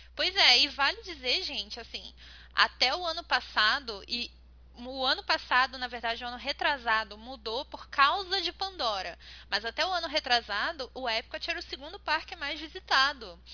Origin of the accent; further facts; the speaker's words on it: Brazil; como brasileira